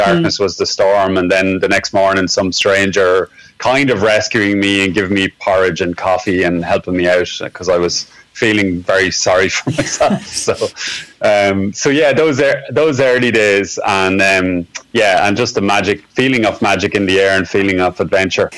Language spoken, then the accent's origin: English; Cavan, Ulster, Ireland; also born or lived in Dublin; now in West Clare, Ireland; I'm originally from Cavan